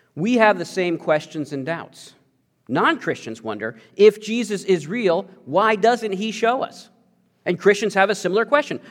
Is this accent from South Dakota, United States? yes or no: no; Missouri, United States; I mostly grew up in Missouri